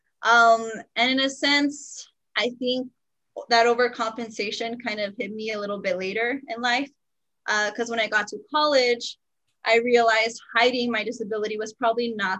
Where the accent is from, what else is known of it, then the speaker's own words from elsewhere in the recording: El Paso, Texas, United States; I was born here in El Paso